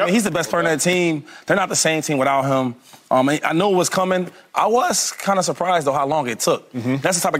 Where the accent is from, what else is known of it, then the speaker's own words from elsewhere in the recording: Harrisburg, Pennsylvania, United States; a guy from my hometown and from Harrisburg